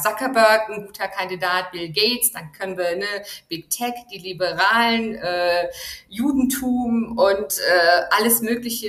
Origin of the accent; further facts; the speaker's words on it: Germany; moved away; Ich komme aus einem Land, aus Deutschland